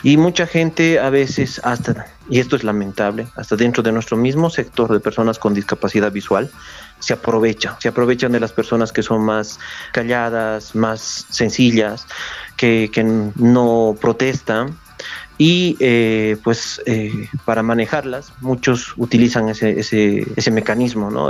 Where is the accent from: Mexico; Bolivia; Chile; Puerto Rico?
Bolivia; Oruro; tengo ese pedacito que me aferra aquí a mi ciudad